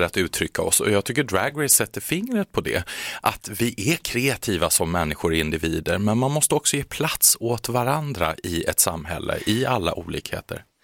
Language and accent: Swedish; Kalmar, Kalmar County, Sweden; moved away; jag kommer ju från Kalmar från början, jag är född och uppvuxen där